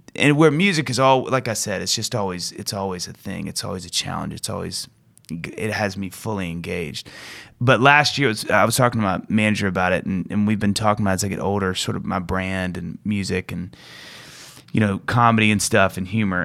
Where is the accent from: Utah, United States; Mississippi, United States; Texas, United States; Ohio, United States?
Mississippi, United States; Kosciusko; moved away; I grew up in Mississippi in this really small town called Kosciuszko